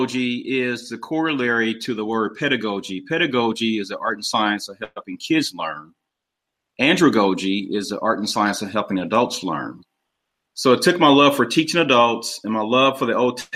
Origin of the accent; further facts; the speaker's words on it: Kansas City, Missouri, United States; also born or lived in St. Louis, Missouri; I'm originally from Kansas City, Missouri. That's where I live now.